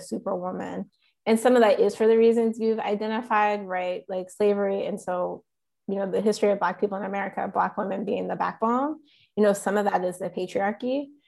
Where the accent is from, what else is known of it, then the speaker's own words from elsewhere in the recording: Goldsboro, North Carolina, United States; also born or lived in Chapel Hill, North Carolina; We're from a town called Goldsboro